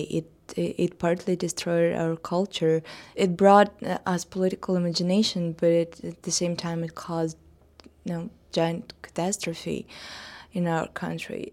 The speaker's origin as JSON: {"language": "English", "country": "Russia", "tie": "born or raised there", "said": "came to my hometown, a little small provincial, uh, town in Russia"}